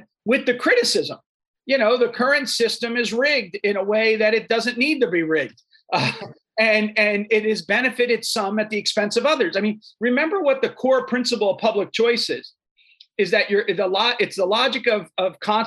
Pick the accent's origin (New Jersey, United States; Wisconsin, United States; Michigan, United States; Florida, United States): New Jersey, United States; I'm a kid from New Jersey